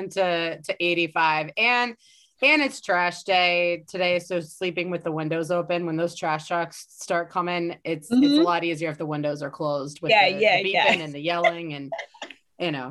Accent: Dallas, Texas, United States; now in Philadelphia, United States; I'm originally from Dallas, Texas

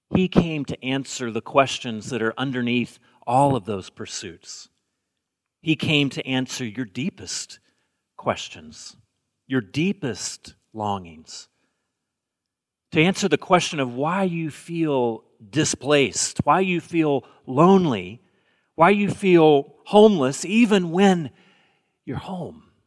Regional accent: Alabama, United States; moved away as an adult; also born or lived in Bay Area; now in Portland, United States; I grew up in the South, and when people ask me if I'm going home for the holidays. That generally means, am I going home to Alabama?

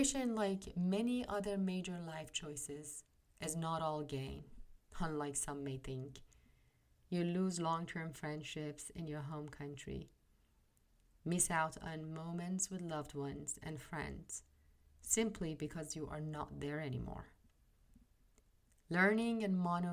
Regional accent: Iran; moved away as an adult; now in United States; I am originally from Iran. I was born and raised in Iran. I was in my early 30s when I landed in the US.

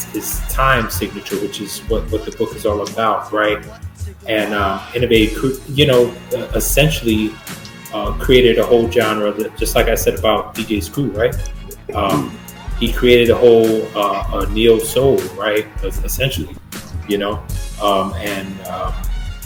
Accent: New York, United States; growing up in New York, like especially being my teenagers in the 90s

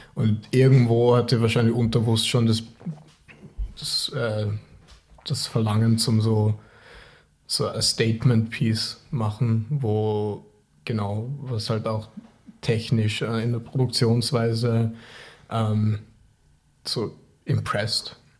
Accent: Vorarlberg, Austria; born or raised there; moved away; also born or lived in Tokyo, Japan

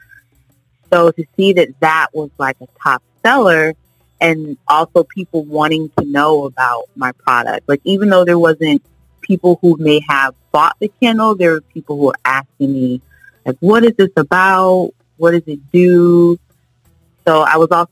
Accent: Connecticut, United States; now in Florida, United States; I'm originally from Connecticut. We moved here to Florida, me and my family, quite some time ago

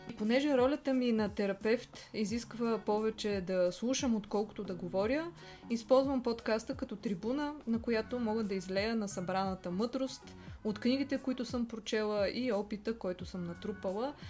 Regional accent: Plovdiv, Plovdiv Province, Bulgaria; now in Sofia, Bulgaria; аз съм от Пловдив, но от много дълго време живея в София

